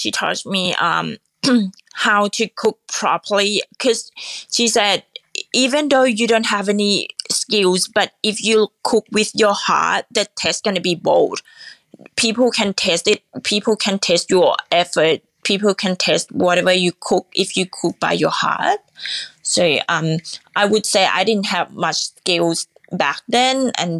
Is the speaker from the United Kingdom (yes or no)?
no; Nakhon Pathom, Thailand; Well, I'm actually from the Nakhon Pathom, which is a central part of Thailand.